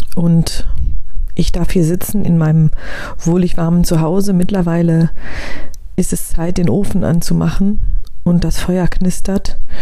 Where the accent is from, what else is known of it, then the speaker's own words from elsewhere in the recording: Germany; hier in unserem Land